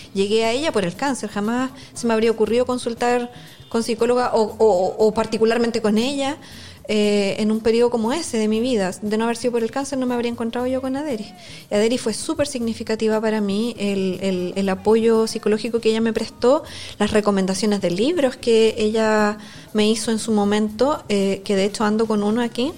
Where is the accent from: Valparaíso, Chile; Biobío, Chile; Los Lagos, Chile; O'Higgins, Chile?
Biobío, Chile; Concepción; also born or lived in Santiago; originaria de Concepción